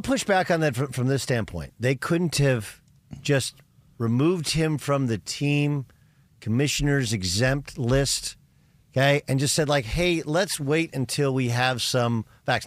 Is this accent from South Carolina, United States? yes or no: no; Orange County, Southern California, United States; We're both originally from Southern California, from Orange County